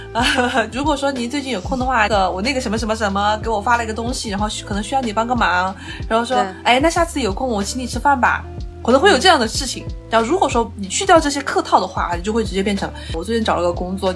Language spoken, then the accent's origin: Chinese; China; moved away as an adult; also born or lived in France; 全班就只有我一个来自中国的。